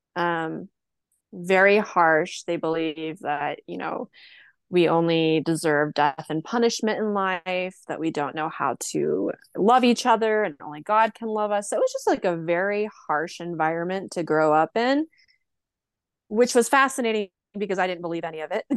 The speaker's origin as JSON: {"language": "English", "region": "rural Oregon", "country": "United States", "tie": "born or raised there", "also_born_or_lived": "Portland, Oregon", "said": "I lived in my hometown for a little while until I moved to Portland, Oregon"}